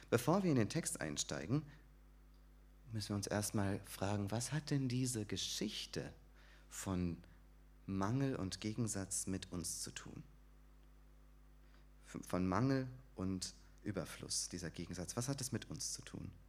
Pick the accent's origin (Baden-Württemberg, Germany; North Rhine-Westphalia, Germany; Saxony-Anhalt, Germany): Baden-Württemberg, Germany; Sandhausen; Ich komme aus Sandhausen, bin dort in der christlichen Gemeinde Sandhausen